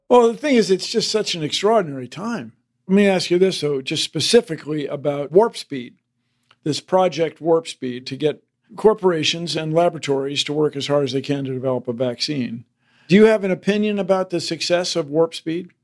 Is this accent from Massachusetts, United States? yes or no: no; Washington, District of Columbia, United States; where I grew up in Washington D.C.